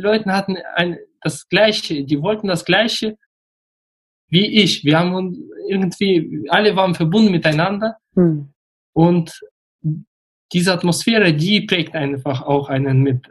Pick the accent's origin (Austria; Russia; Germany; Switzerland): Russia; moved away; ich bin in Russland geboren. Ich gehöre zu der Generation der Deutsch-Russen